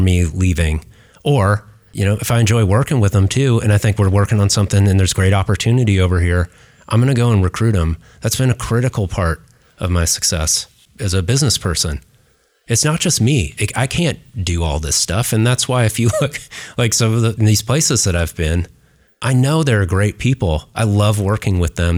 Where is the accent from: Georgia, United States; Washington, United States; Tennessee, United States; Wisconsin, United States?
Washington, United States; Seattle; moved away; also born or lived in Northern California / New York City; I grew up in Seattle, I'm a native, you know, Northern Californian